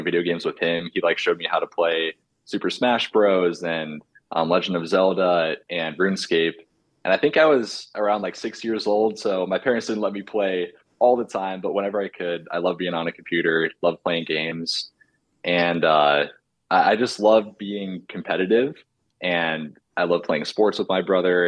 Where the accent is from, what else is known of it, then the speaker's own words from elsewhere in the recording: Omaha, Nebraska, United States; also born or lived in Bellevue, Nebraska / Papillion, Nebraska; I was born and raised in Omaha